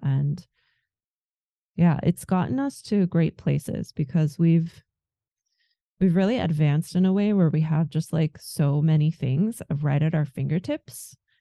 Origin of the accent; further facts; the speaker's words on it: Germany; also born or lived in America; now in United States; I am from Germany